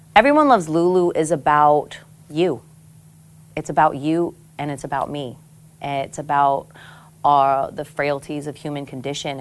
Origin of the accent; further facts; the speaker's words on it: Pago Pago, American Samoa; moved away; also born or lived in Guam; growing up in Samoa